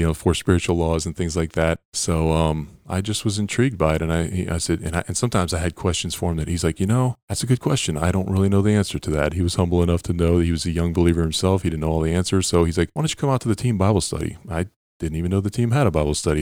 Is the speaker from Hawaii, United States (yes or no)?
no; Pennsylvania, United States; I grew up on the East Coast, uh, in Penn, in Pennsylvania primarily